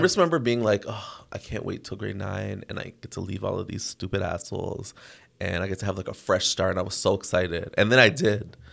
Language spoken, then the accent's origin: English; Toronto, Ontario, Canada; I grew up in Toronto